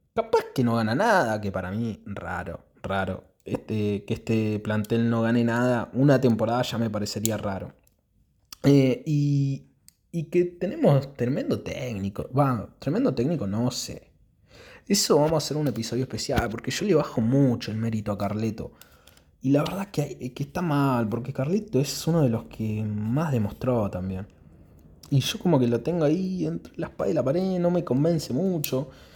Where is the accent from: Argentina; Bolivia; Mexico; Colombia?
Argentina; yo soy de Argentina, ahora es verano en Argentina